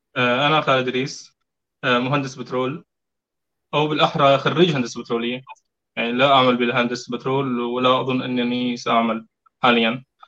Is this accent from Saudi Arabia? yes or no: no; Deir ez-Zor Governorate, Syria; عشت ببيئه آه، محافظه دير الزور